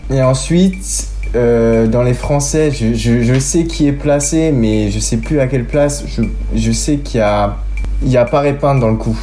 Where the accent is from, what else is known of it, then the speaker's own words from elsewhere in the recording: Issoudun, Centre-Val de Loire, France; also born or lived in Châteauroux; la ville où j'ai toujours habité, Issoudun